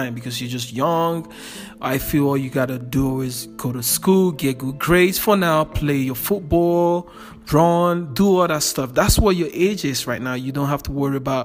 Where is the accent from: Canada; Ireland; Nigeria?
Nigeria; moved away as an adult; I'm originally from West Africa, Nigeria, and I came to this country in 2015. I was about 28 years old when I came in. And growing up in Africa is really tough.